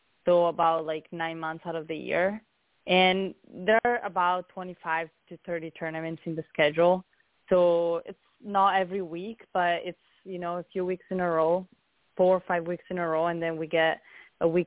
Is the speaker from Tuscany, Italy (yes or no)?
yes; Siena, Tuscany, Italy; English is a second language; moved away as an adult; also born or lived in Arizona; I'm from Italy, from Siena, in Tuscany